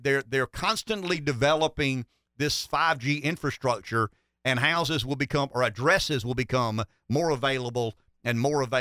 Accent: Pamplico, South Carolina, United States; I'm from Pamplico

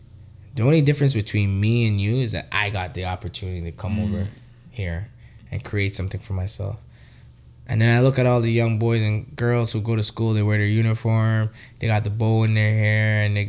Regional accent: Trinidad & Tobago; now in Canada; I was a country boy. I'm not going to lie. I was born in Trinidad.

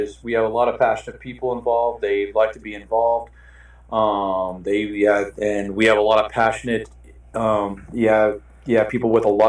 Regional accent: San Antonio, Texas, United States; also born or lived in Houston / East Coast; now in Dallas, United States; I grew up in San Antonio, played high school water polo

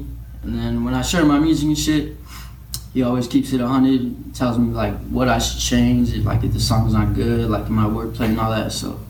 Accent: Las Cruces, New Mexico, United States; also born or lived in El Paso, Texas; I'm an artist. I make music. I go by … I was originally born in El Paso. So I guess you could say I was raised here in Las Cruces.

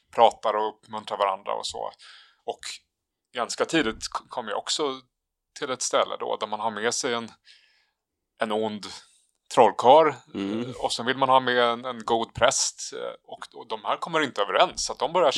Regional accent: Sweden; oss svenskar

